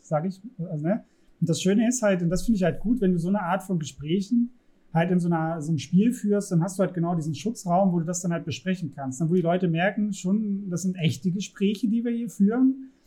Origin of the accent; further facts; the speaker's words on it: Saxony, Germany; ich bin in Sachsen zur Schule gegangen